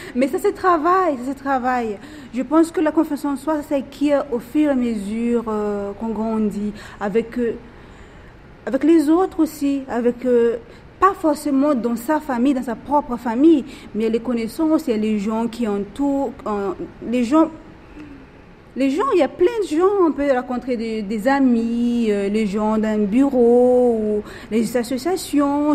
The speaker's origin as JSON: {"language": "French", "country": "Madagascar", "moved": "yes", "lives_now": "Réunion, France", "said": "je suis originaire de Madagascar"}